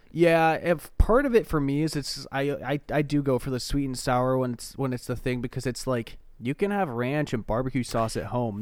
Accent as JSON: {"language": "English", "region": "Oregon", "country": "United States", "said": "I'm from Oregon"}